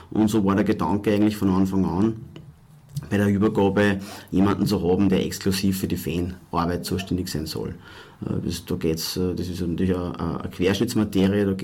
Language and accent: German; Walding, Upper Austria, Austria; ich bin äh, aus Oberösterreich, komme aus der Nähe von Linz, aus einem kleinen Ort, der heißt Walding